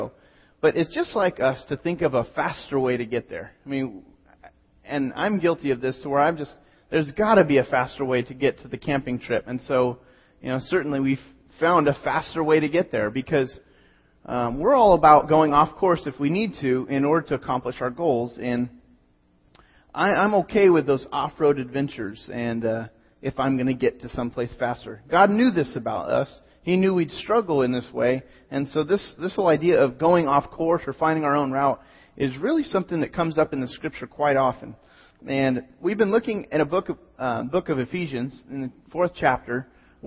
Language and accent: English; Pismo Beach, California, United States; born or raised there